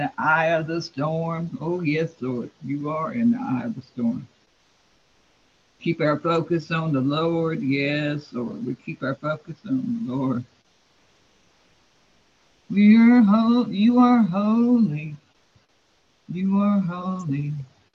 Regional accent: Florida, United States; I was raised in Florida

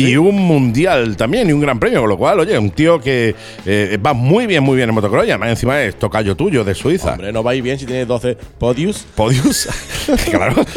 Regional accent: Málaga, Andalusia, Spain; somos malagueños

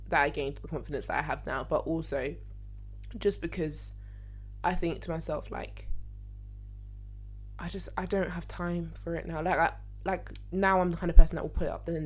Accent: London, United Kingdom; I'm from Lewisham. That's where I'm from

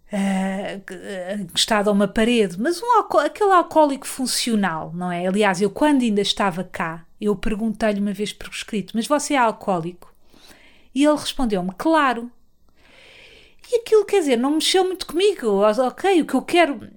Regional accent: Portugal; eu sou, sou, de Portugal

